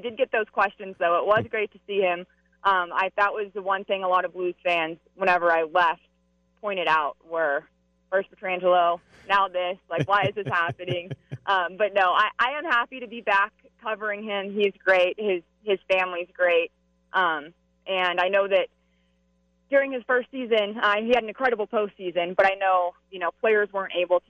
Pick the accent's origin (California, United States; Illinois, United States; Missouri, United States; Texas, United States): Missouri, United States; St. Louis; I mean, I came from St. Louis, and that was an organization that literally waited 51 years.